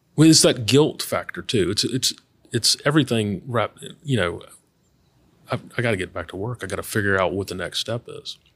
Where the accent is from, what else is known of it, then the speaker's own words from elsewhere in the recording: Baton Rouge, Louisiana, United States; also born or lived in Oxford, Mississippi / Memphis; I am, uh, born and raised in Baton Rouge.